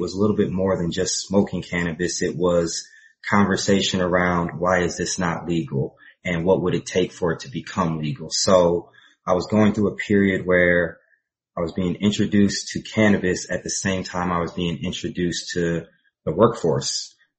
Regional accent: Central Illinois, United States; also born or lived in West Philadelphia, Pennsylvania / Chicago area; So I was born in Pennsylvania, West Philadelphia. My father worked for GE. My mother was a professor, and my father got a job transfer to Central Illinois. And so I grew up in Central Illinois

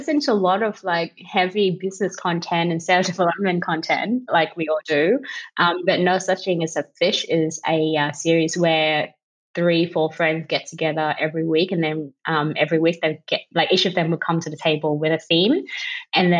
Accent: Vietnam; English is a second language; moved away as an adult; now in Australia

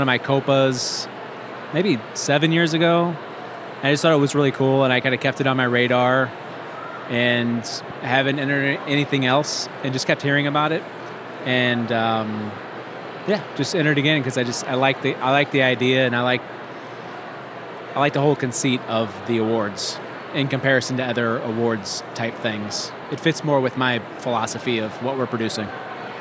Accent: St. Louis, Missouri, United States; moved away as an adult; also born or lived in Los Angeles; now in St. Louis, United States; I'm from St. Louis

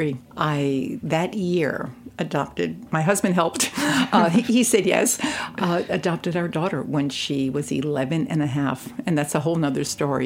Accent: New York City, New York, United States; also born or lived in Brooklyn; I grew up in Queens. My mother still lived in Queens. And then I live in Brooklyn now.

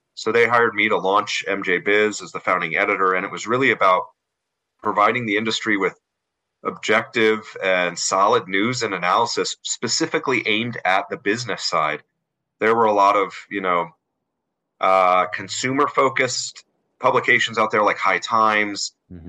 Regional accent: Denver, Colorado, United States; also born or lived in South Korea; moved back to Denver, my hometown

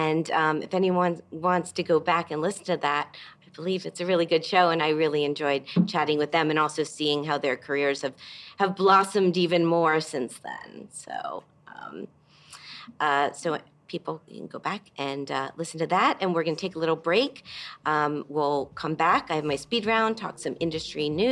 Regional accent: Miami, Florida, United States; Miami's my hometown

